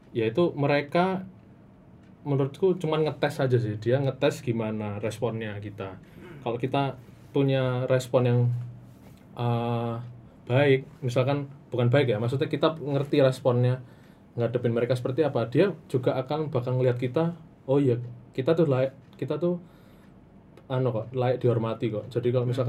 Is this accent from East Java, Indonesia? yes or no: yes; Jombang, East Java, Indonesia; born there; Nah itu sering karena uh, saya lahirnya di Jombang ya.